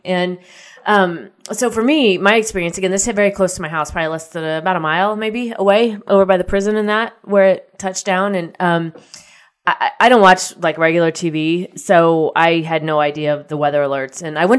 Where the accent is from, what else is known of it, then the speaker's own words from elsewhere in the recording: Midwest, United States; you know, I grew up in the Midwest, so tornadoes don't really faze me.